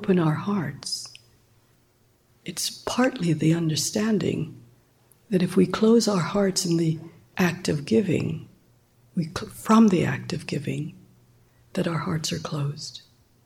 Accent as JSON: {"language": "English", "country": "Jamaica", "moved": "yes", "said": "I'm from Jamaica"}